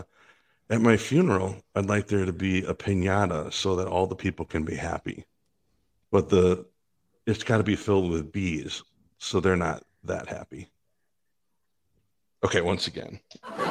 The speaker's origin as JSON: {"language": "English", "town": "Green Bay", "region": "Wisconsin", "country": "United States", "tie": "born or raised there", "moved": "yes", "said": "growing up in Green Bay and living in Green Bay for a while"}